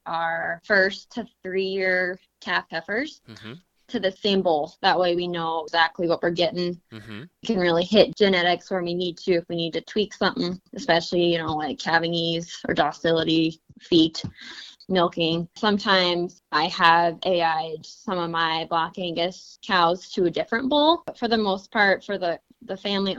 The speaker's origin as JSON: {"language": "English", "town": "Philipsburg", "region": "Montana", "country": "United States", "tie": "born or raised there", "said": "I am from Phillipsburg, Montana. I grew up on a family cow and calf operation, the Rocking Chair Ranch."}